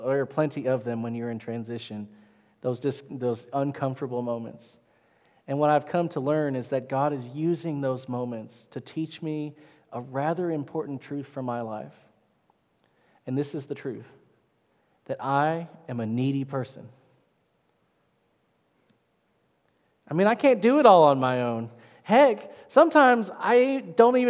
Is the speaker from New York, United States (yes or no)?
no; Little Rock, Arkansas, United States; also born or lived in Wilmore, Kentucky / Bentonville, Arkansas / Russellville, Arkansas; now in Heber Springs, United States; so I grew up in Little Rock, which is a pretty good-sized town